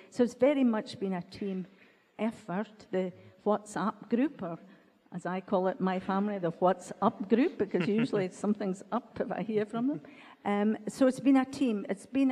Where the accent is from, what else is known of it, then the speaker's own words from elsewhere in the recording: Ellon, Scotland, United Kingdom; we grew up in that church, although I was born in Ellen, came to school in Ellen